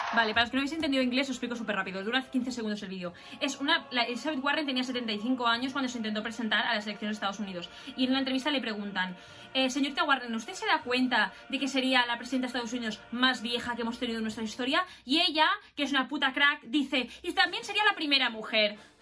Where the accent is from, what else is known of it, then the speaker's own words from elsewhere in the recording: Spain; aquí en España no nos vamos mucho más allá, es que más o menos somos un poco iguales